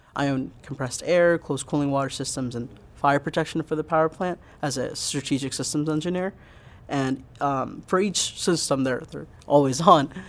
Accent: Pottstown, Pennsylvania, United States; I grew up in Pottstown, and I went to Pottstown High School

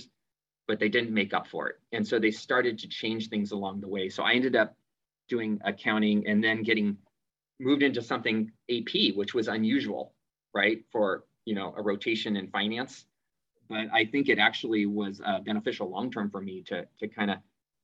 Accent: San Jose, California, United States; I grew up in the Bay Area in San Jose

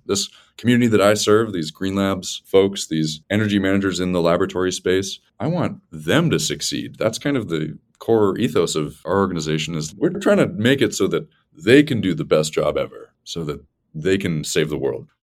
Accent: Massachusetts, United States; I'm from Massachusetts

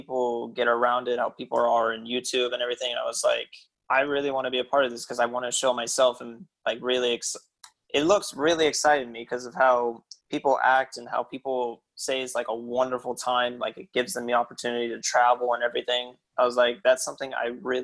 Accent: Corona, California, United States; now in Texas, United States; I was born in Corona, California, currently living in Texas

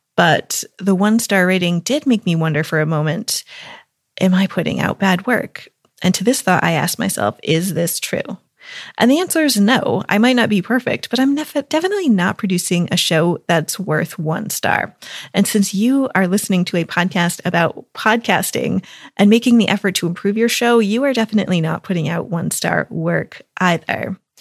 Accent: United States; moved away as an adult; also born or lived in Lake District, England / Italy; now in United Kingdom; I'm an American living in the U K

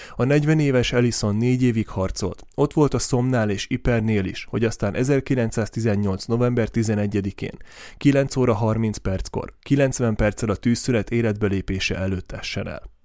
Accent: Hungary; nekünk, magyaroknak is százezrével nyugszanak eleink

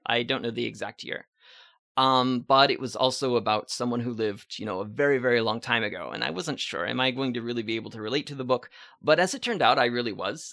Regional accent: Valentine, Nebraska, United States; moved away as an adult; also born or lived in Ottawa, Canada; now in Montreal, Canada; I grew up in Valentine, Nebraska. I lived there my entire life until I was twenty-three. Uh, then I came to Canada.

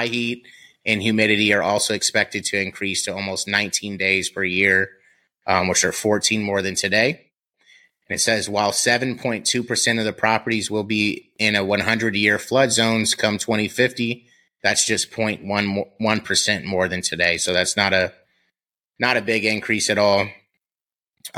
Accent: Columbus, Ohio, United States; born or raised there

